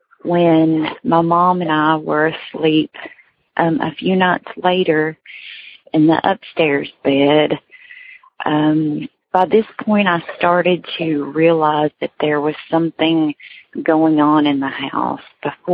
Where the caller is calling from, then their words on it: Kentucky, United States; I am calling from Kentucky.